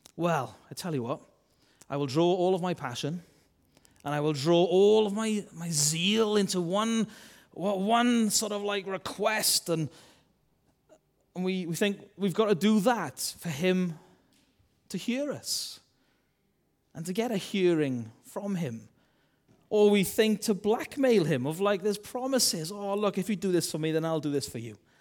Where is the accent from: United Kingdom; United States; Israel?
United Kingdom; Wales; accent: Welsh; I'm a Welsh man